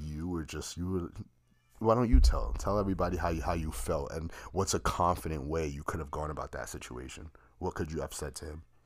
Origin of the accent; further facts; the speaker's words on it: New York City, New York, United States; when I was growing up in the Bronx.